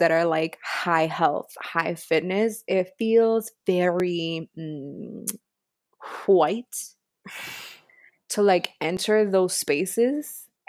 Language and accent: English; Miami, Florida, United States; Oh, well, excuse me, miss. I'm from Miami and I have a pool.